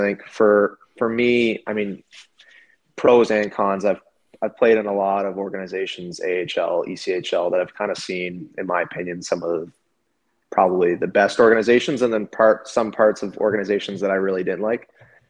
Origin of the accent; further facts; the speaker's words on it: Kingston, Ontario, Canada; moved away as an adult; now in Orlando, United States; back in my hometown, Kingston, Ontario